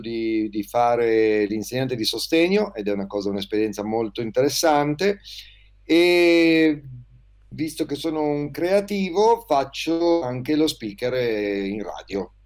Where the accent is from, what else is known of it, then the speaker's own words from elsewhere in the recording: Liguria, Italy; moved away as an adult; also born or lived in Klagenfurt, Austria; now in Province of Alessandria, Italy; ho quarantotto anni, sono ligure, Ma da un po' di anni vivo in provincia di Alessandria